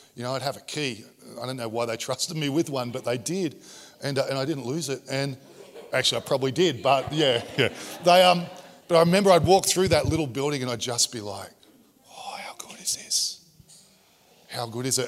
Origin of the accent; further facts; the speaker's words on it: Sydney, New South Wales, Australia; I grew up in Sydney's equivalent of Coldale